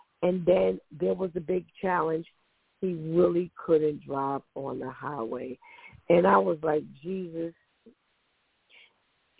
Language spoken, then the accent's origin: English; United States; I am an American-born person